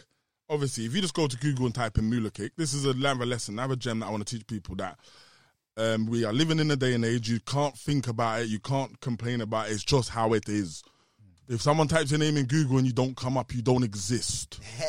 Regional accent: South East England, United Kingdom; We're both from Kent and we both went Tennyson's.

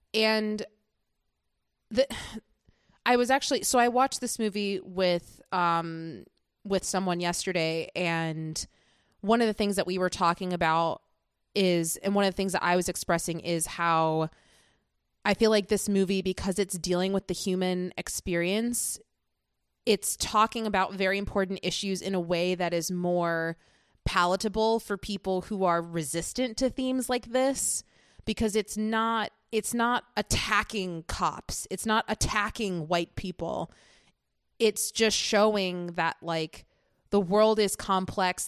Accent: United States; as an American

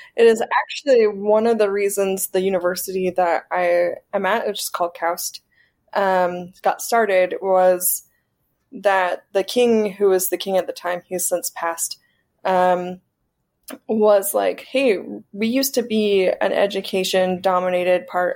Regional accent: South Carolina, United States; moved away as an adult; now in Saudi Arabia; I'm from South Carolina

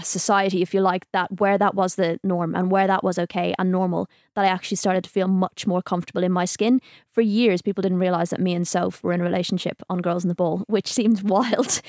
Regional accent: Dublin, Leinster, Ireland; growing up in Dublin, I grew up in a small like town outside the kind of city centre.

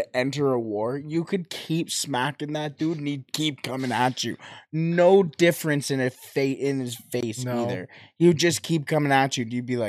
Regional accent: Canada

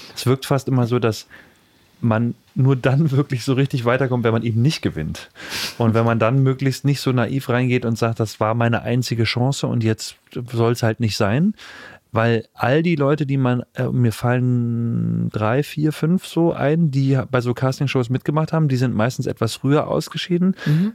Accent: Weimar, Thuringia, Germany; ich bin in Weimar aufgewachsen

